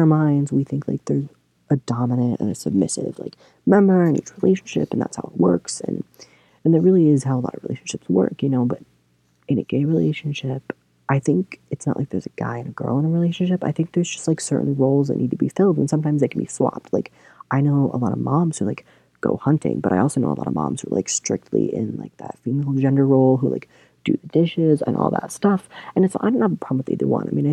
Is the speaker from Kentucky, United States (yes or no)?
yes; Kentucky, United States; moved away as an adult; now in Michigan, United States; I grew up in Kentucky